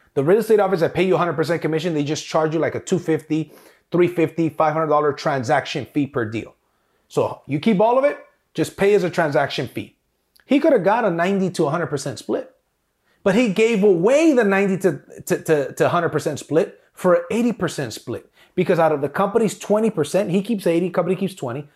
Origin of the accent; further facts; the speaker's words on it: South Gate, California, United States; I grew up on Alameda and 92nd. For those of you guys that know, this is Southgate, California